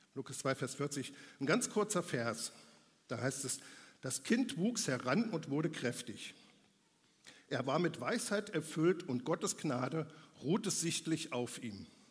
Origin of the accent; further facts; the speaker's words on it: Germany; bei uns in Deutschland